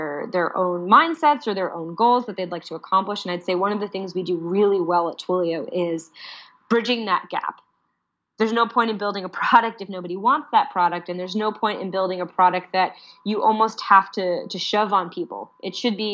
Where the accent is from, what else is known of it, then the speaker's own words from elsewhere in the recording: United States; I'm clearly an American